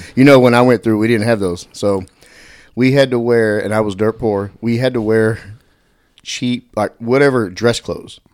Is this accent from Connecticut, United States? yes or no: no; Dallas, Texas, United States; I grew up on the west, uh, West Oak Cliff